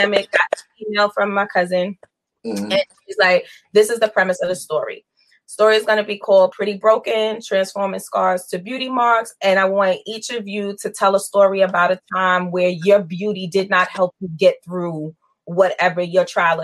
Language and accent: English; New York City, New York, United States; also born or lived in Queens, New York; So I grew up in Brooklyn, and Queens. Family bounced back and forth between Brooklyn and Queens.